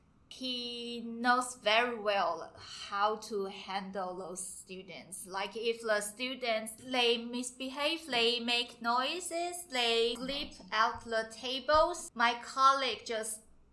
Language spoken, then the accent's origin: English; Taiwan; I'm from Taiwan.